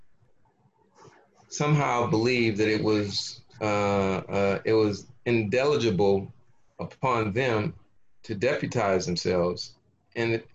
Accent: Los Angeles, California, United States; I grew up in South Los Angeles

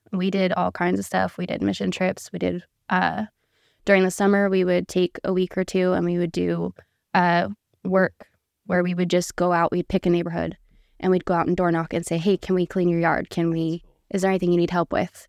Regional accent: Auburn, California, United States; moved away as an adult; now in Tennessee, United States; I was born and raised in Auburn, California

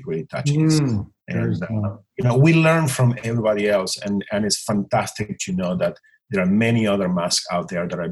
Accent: Buenos Aires Province, Argentina; English is a second language; moved away as an adult; now in Los Angeles, United States; I was born and raised in a small town, 2 hours outside of Buenos Aires, you know, in Argentina

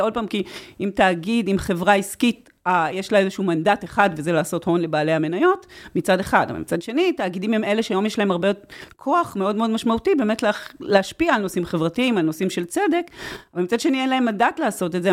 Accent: Israel; אני קיבוציקית במקור

